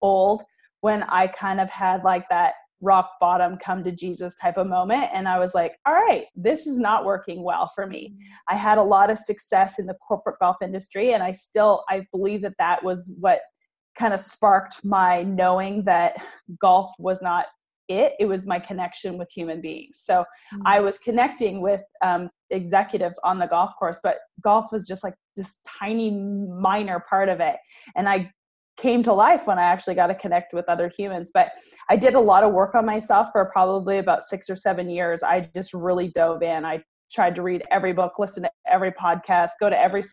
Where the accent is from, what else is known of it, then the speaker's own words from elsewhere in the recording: Canada; moved away as an adult; now in Arkansas, United States; But I am originally from Canada. I now live in Arkansas, actually.